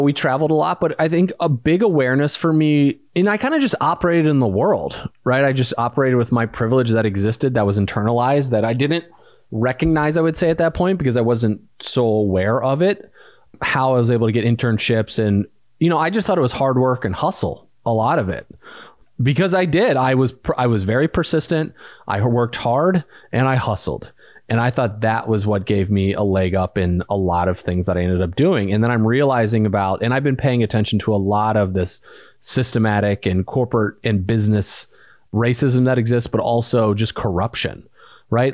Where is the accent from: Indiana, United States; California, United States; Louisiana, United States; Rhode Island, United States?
Indiana, United States; Valparaiso; moved away as an adult; also born or lived in North Carolina / Arizona; I moved from Indiana, a small town, Valparaiso, Indiana, which was not that diverse